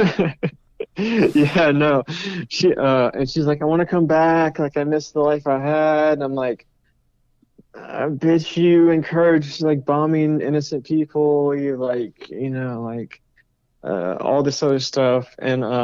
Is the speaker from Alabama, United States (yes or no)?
yes; Birmingham, Alabama, United States; moved away as an adult; I was born and raised in Alabama from until I was 22 when I left the state for college.